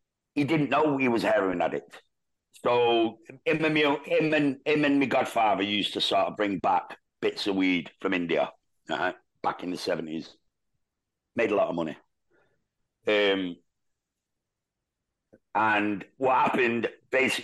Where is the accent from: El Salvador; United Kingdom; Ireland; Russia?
United Kingdom; Manchester, North West England; grew up in like one-bedroom terraced houses in Moss Side